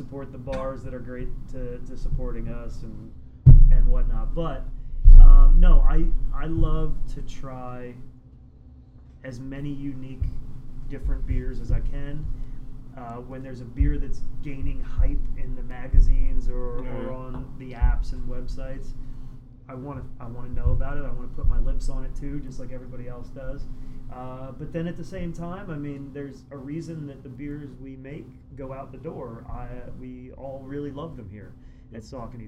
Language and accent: English; Kutztown, Pennsylvania, United States; I grew up in Kutztown